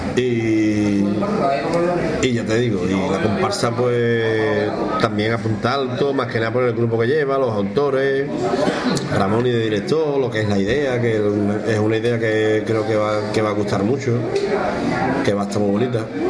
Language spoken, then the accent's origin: Spanish; Cádiz, Andalusia, Spain; como decimos que en Cádiz